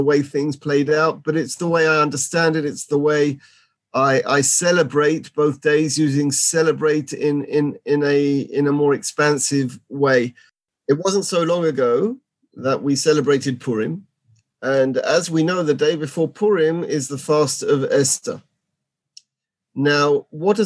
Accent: London, United Kingdom; moved away as an adult; now in Gush Etzion, Israel; I come from London, just outside London, Edgware. I've been in Israel for 30 years

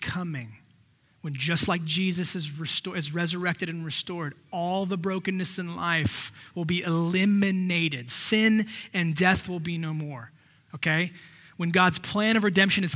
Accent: the Valley, California, United States; also born or lived in San Diego, United States; we grew up here in the Valley

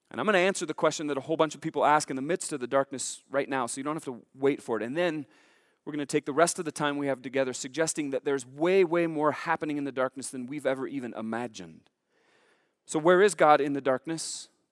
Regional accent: Billings, Montana, United States; Growing up in Billings

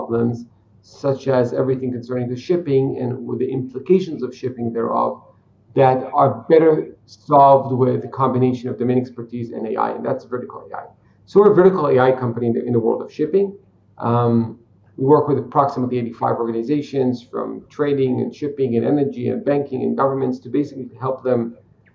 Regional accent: Israel; I'm a simple Israeli guy. I was born in Israel

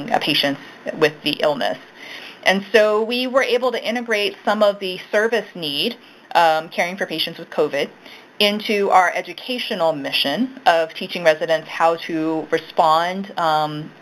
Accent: Baltimore, Maryland, United States; I definitely am from Baltimore. Grew up mostly on the west side, so I've lived in Irvington

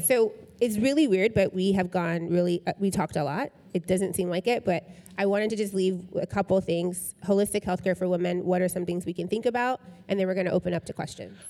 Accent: Tennessee, United States; I'm from Tennessee

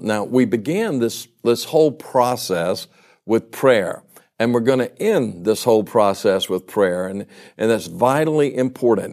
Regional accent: Baton Rouge, Louisiana, United States; I grew up in Baton Rouge, Louisiana

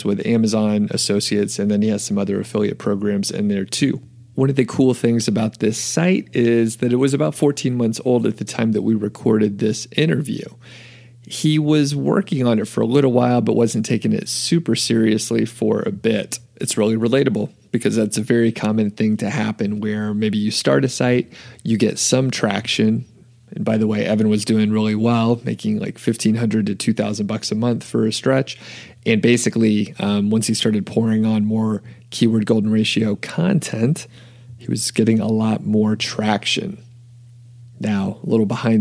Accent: Atlanta, Georgia, United States; moved away; And that's my old hometown.

